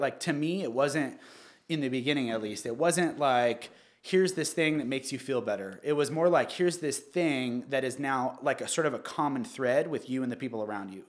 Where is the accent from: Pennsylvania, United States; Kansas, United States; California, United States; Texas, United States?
California, United States; Newport Beach; also born or lived in Santa Ana / Costa Mesa; I was born at Hogue Hospital in Newport. I was raised, um, Santa Ana, uh, Costa Mesa, Newport Beach eventually.